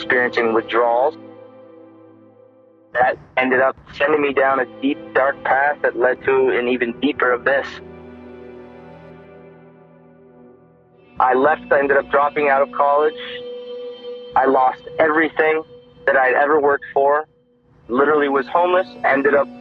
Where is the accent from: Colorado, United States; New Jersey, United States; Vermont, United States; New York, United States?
Vermont, United States; South Burlington; I am from South Burlington, Vermont